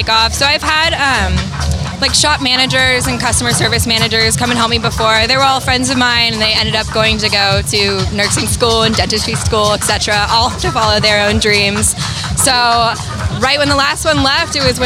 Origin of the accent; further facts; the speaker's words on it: San Francisco, California, United States; now in New Orleans, United States; And I'm from San Francisco.